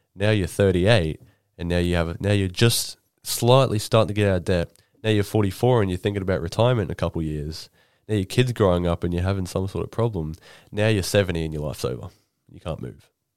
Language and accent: English; Rockhampton, Queensland, Australia; moved away; I'm from, you know, Rockhampton